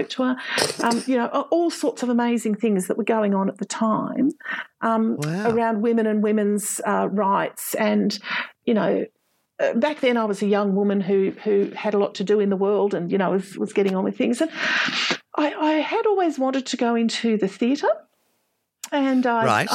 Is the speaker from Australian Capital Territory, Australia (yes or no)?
yes; Canberra, Australian Capital Territory, Australia; I grew up in Canberra, and growing up in Canberra means that you get access to a Canberra-based education